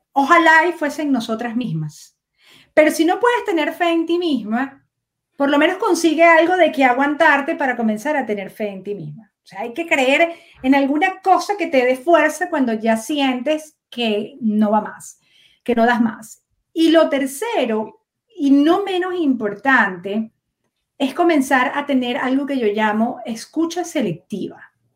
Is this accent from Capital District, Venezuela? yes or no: yes; Caracas, Capital District, Venezuela; nací en Caracas